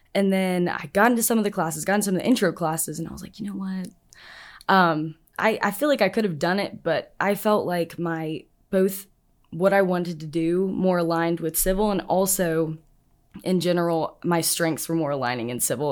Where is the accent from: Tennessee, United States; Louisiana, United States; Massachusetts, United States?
Tennessee, United States; Nashville; moved away as an adult; now in Auburn, United States; I'm from Nashville, Tennessee